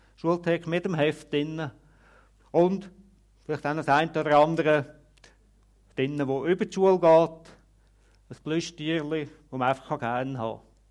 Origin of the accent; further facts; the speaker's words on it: Switzerland; bei uns in der Schweiz